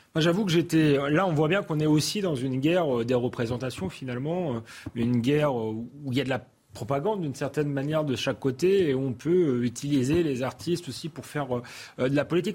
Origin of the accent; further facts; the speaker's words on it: France; en tant que Français